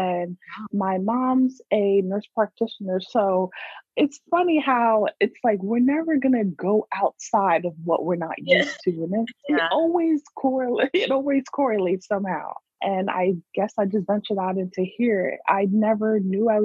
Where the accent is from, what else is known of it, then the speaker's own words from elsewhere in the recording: New York, United States; I was born in New York too